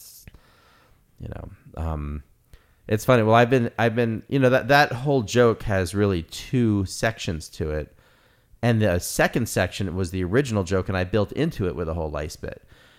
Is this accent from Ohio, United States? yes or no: no; New York, United States; also born or lived in Los Angeles; I'm like from New York and LA, so I have both attitude problems